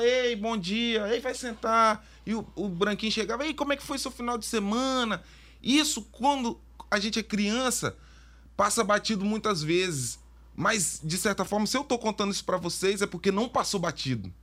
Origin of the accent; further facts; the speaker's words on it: Vitória, Espírito Santo, Brazil; eu estudei numa escola que era dentro da UFES